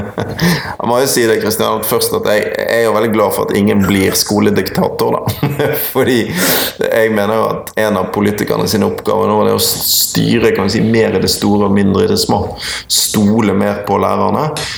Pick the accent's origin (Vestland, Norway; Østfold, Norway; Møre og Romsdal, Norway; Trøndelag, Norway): Vestland, Norway; Bergen; Og så er jeg jo fra Bergen, en utrolig vakker by. Eh, og så hadde jeg skolegangen min på Møhlenpris skole og på det nå nedlagte Bergen Handelsgym, BHG.